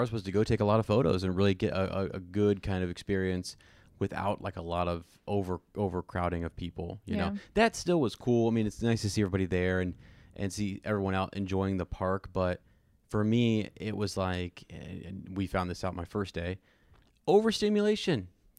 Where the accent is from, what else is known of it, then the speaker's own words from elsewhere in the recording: Germany; just growing up in Germany, you don't have the Dr. Seuss books and that culture among